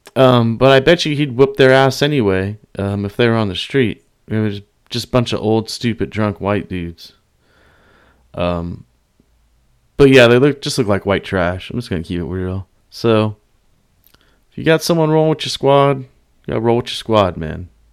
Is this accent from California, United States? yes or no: yes; the Bay Area, California, United States; I'm from the Bay, all Bay, all day.